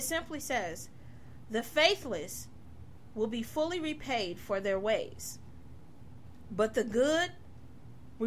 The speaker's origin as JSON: {"language": "English", "town": "Detroit", "region": "Michigan", "country": "United States", "tie": "born or raised there", "moved": "yes", "lives_now": "Ohio, United States", "said": "I'm from Detroit. I grew up in Detroit"}